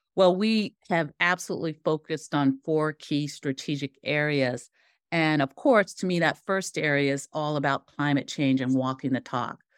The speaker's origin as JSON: {"language": "English", "town": "Seattle", "region": "Washington", "country": "United States", "tie": "born or raised there", "said": "I grew up in Seattle, Tacoma area"}